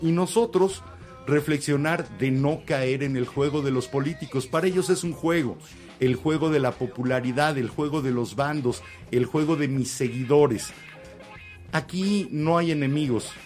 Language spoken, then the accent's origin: Spanish; Mexico; como mexicano